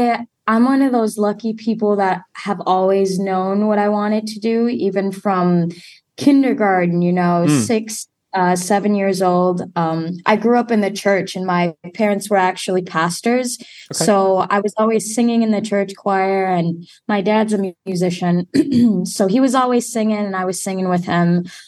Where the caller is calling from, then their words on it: Wisconsin, United States; I am calling from Wisconsin right now, right between Chicago and Milwaukee. So I'm smack dab in the middle.